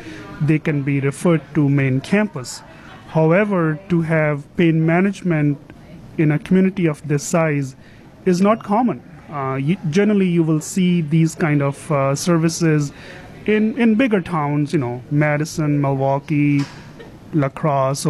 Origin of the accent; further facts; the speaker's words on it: India; moved away as an adult; also born or lived in Rochester, New York; now in United States; originally, I am from India